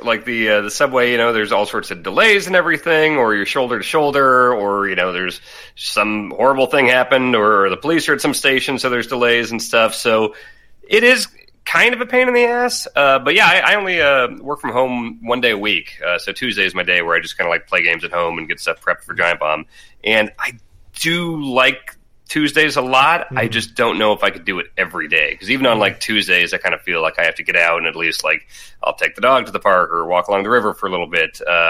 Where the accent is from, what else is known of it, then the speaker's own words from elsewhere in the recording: Midwest, United States; also born or lived in Kansas / Minnesota; I grew up in the Midwest, and in Kansas and Minnesota, you had to drive everywhere.